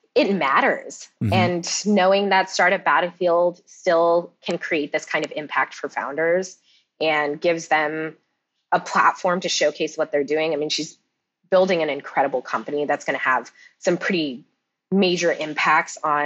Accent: Cupertino, California, United States; I'm from Cupertino

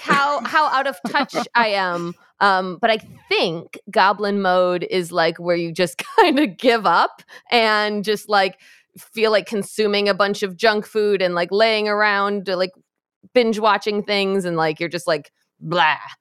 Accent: Michigan, United States; in my home state of Michigan, where I am

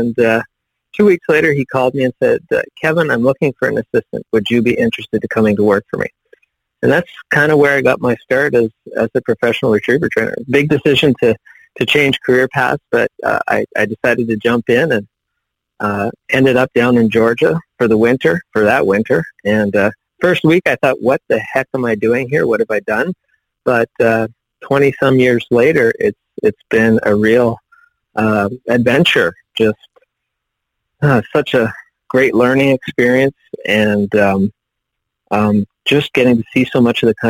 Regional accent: Northern Ontario, Canada; moved away as an adult; now in United States; I actually grew up in Northern Ontario, but as far north as you could go by road.

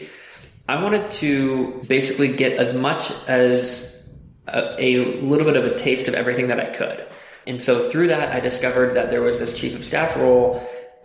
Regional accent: Cincinnati, Ohio, United States; also born or lived in Chicago; now in Austin, United States; I'm originally from Cincinnati, Ohio. Then I lived in Chicago for quite a while, and I now live in Austin, Texas.

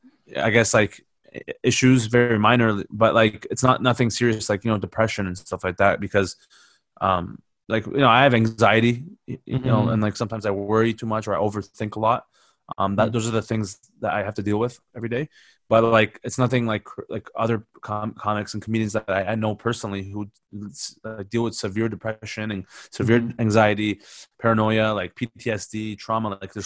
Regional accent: London, United Kingdom; I'm from South London, yeah?

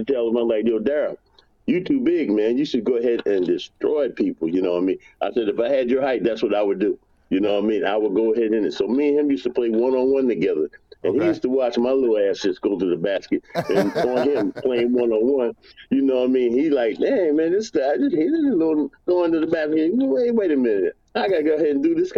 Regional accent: New York City, New York, United States; I'm from New York, from Brooklyn

